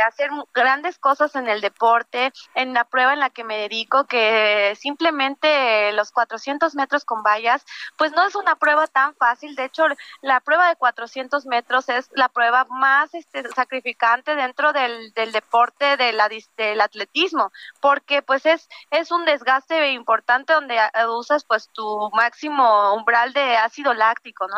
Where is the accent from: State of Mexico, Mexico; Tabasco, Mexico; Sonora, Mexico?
State of Mexico, Mexico; Valle de Bravo; Yo crecí aquí en Valle de Bravo desde pequeña